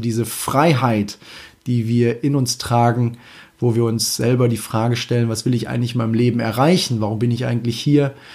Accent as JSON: {"language": "German", "region": "Münsterland/Emsland", "country": "Germany", "said": "Münsterland, Emsland, ja, irgendwo aus der Richtung auf jeden Fall kommt. Und das Schöne dabei ist, das ist meine Heimat."}